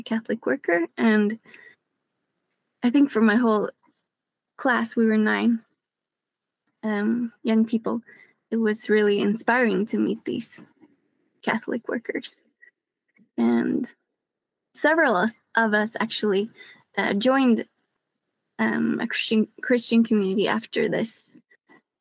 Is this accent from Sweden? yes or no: yes; Sweden; I grew up here in Sweden, and my dad's he's a Mennonite from Kansas, and my mom's from here